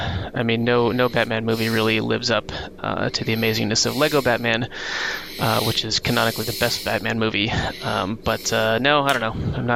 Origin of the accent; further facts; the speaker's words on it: Wales, United Kingdom; So as a Welshman